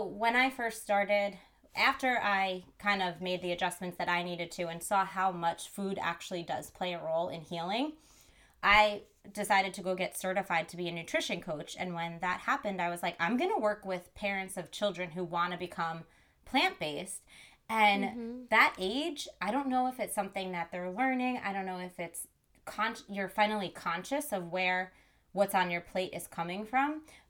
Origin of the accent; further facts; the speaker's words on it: New Jersey, United States; also born or lived in New York City; I grew up in New Jersey and I am back in New Jersey after being in New York City for like 12 plus years.